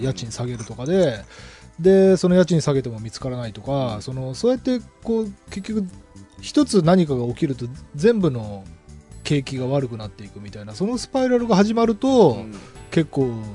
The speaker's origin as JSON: {"language": "Japanese", "region": "Kanagawa", "country": "Japan", "tie": "born or raised there", "said": "もともと出身が神奈川県で小田急線ユーザーなんですけど"}